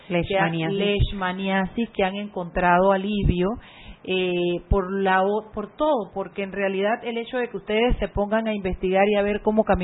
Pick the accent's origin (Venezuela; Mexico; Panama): Panama; como panameño